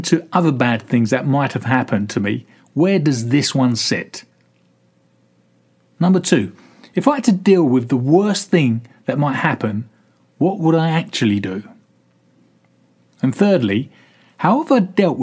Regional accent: London, United Kingdom; I'm a dual national with Italian parents. I was born in London

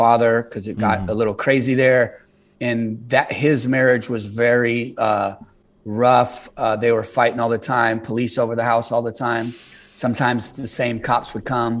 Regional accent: San Jose, California, United States; also born or lived in South San Francisco; now in Los Angeles, United States; I'm born and raised in the Bay Area. I was born in South San Francisco and then raised mostly in San Jose. So I'm from San Jose.

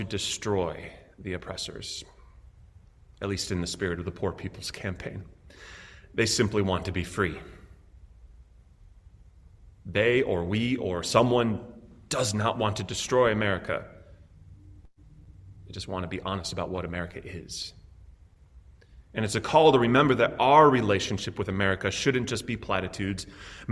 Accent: Chicago, Illinois, United States; my hometown of Chicago

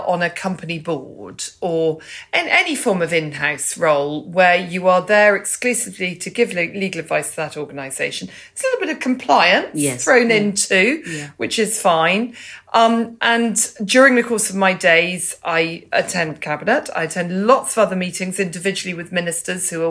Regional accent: Banbury, South East England, United Kingdom; I was born in Banbury. I love Banbury. It's a very important part of me

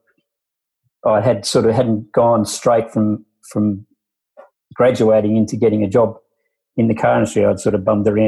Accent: Sydney, New South Wales, Australia; I'm from Sydney.

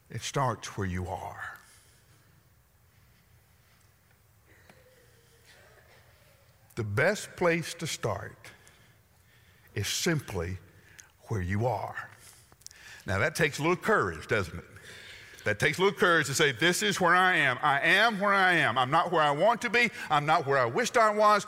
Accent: the South, United States; I'm from the South.

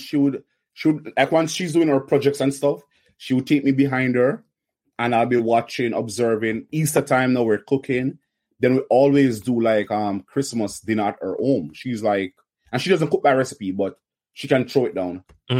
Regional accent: Kingston, Surrey, Jamaica; Kingston, Jamaica, of course. Kingston, Jamaica.

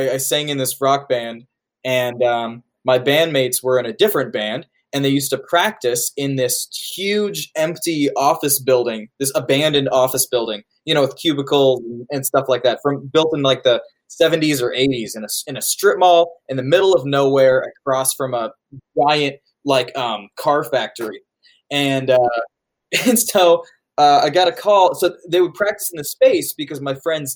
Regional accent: Indianapolis, Indiana, United States; also born or lived in Santa Fe, New Mexico; I was raised here in Indianapolis. I was born here and raised here

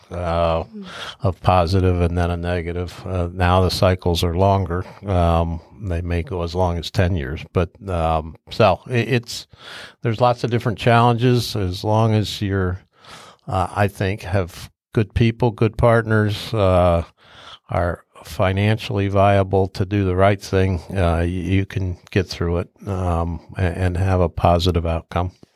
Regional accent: Upper Arlington, Ohio, United States; I grew up in Arlington. I graduate, uh, I graduated from Arlington

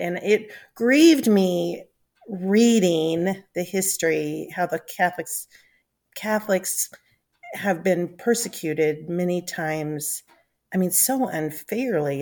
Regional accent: United States; my family's involvement led to my Scottish ancestors coming to America, and that's why I'm an American and no longer a Scot

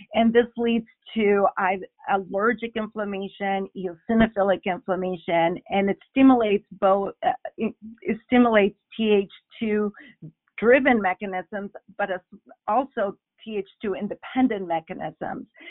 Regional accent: Bolivia; first language Spanish; English is a second language; moved away; I'm originally from Bolivia, so perhaps you heard some of my accent along the way

